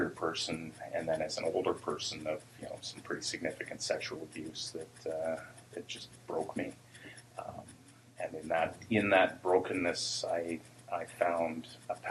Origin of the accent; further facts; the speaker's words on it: Port Alberni, British Columbia, Canada; also born or lived in Nanaimo; I grew up in Port Alberni.